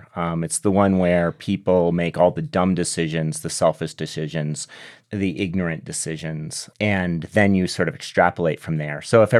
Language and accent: English; Southwest, United States; because I grew up in the Southwest, and so I've always been aware of water and drought issues.